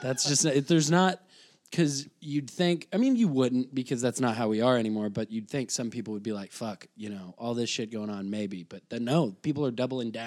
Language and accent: English; Shawneetown, Illinois, United States; moved away as an adult; now in Chicago, United States; I grew up in Southern Illinois